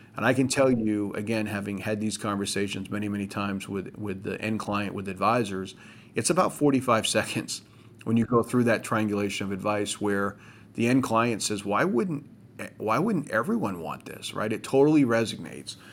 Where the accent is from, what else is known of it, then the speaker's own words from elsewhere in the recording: Maine, United States; my home state of Maine